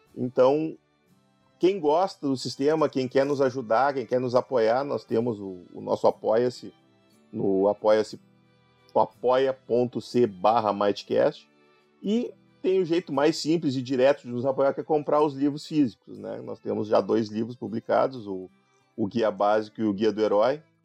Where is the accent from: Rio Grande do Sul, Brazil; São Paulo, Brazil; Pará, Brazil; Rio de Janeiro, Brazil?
Rio Grande do Sul, Brazil; Gaúcho; eu sou gaúcho